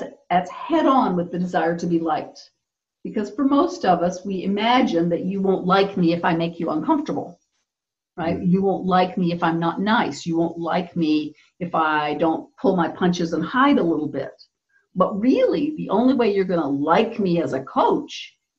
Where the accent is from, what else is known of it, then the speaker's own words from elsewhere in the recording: Texas, United States; I grew up in Texas in the US in a time period when girls really had to be the nice girl